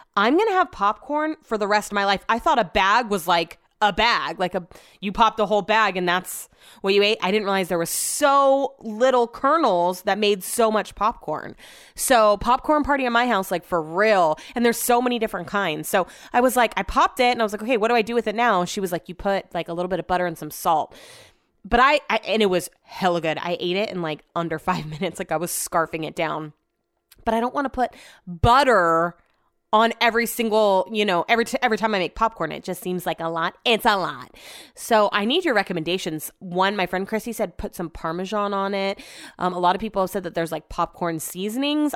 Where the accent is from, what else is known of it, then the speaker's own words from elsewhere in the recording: Sacramento, California, United States; I grew up in Sacramento